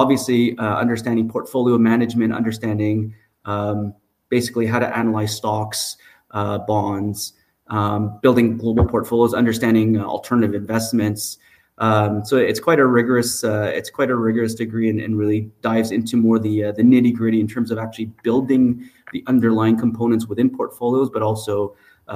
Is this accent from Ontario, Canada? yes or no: no; Montreal, Quebec, Canada; I'm actually born and raised in Montreal.